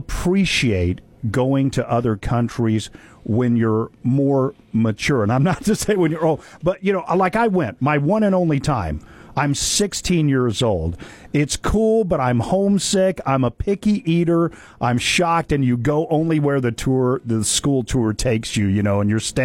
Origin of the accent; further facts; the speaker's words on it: Oklahoma, United States; I'm from Oklahoma